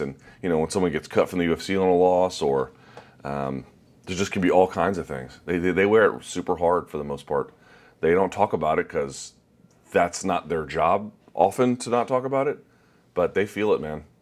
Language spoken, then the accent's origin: English; United States; I'm just an American